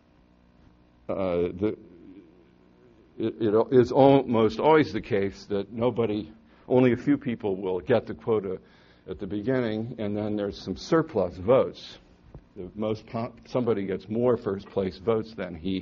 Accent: Hamilton, Ohio, United States; my hometown, Hamilton, Ohio

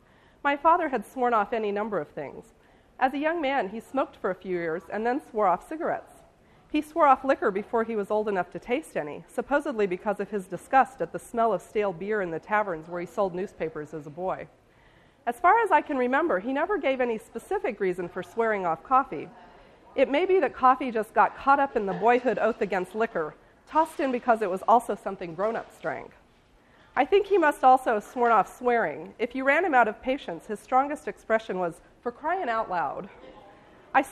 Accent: St. Joseph, Missouri, United States; which is my hometown

